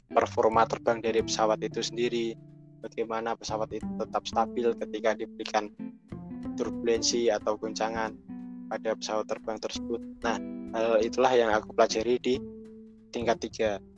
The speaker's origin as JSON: {"language": "Indonesian", "region": "Central Java", "country": "Indonesia", "said": "cara ngomong mereka pun itu berbeda dengan saya yang berasal dari Rembang atau Pati dan sekitarnya"}